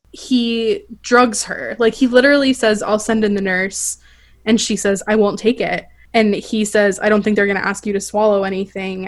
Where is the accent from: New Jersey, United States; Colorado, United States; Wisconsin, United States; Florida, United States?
Florida, United States; I grew up in Florida